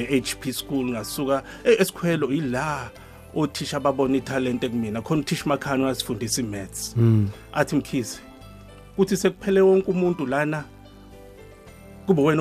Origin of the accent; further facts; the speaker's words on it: Durban, KwaZulu-Natal, South Africa; also born or lived in Hammarsdale; ubaba sesuka khona ke esethenga umuzi emlazi kwaG hmm. eh section ke ilapha engikhulele khona